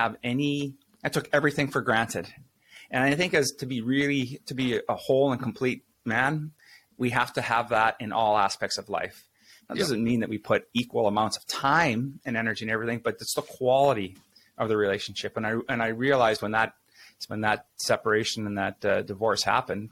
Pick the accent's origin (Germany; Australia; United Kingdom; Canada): Canada; Saskatchewan; now in Winnipeg, Canada; I grew up in real small towns, Saskatchewan. It's a prairie province here in Canada. I'm living in Winnipeg now